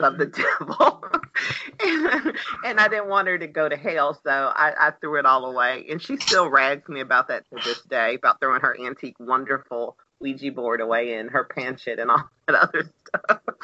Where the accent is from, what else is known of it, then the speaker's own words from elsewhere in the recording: Pensacola, Florida, United States; accent: Southern; I was born and raised in Pensacola, Florida